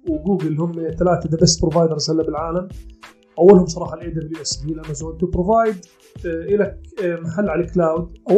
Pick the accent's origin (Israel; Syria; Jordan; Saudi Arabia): Jordan